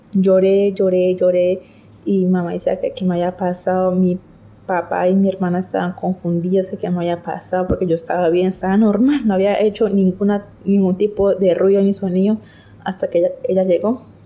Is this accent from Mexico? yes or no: no; Colombia; soy de Colombia